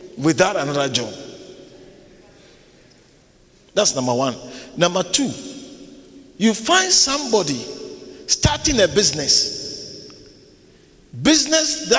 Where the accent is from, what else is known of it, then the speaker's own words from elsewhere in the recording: Ghana; moved away as an adult; now in South Africa; I was not born in South Africa. I was born in Ghana. When I came to South Africa, I was almost 30 years old.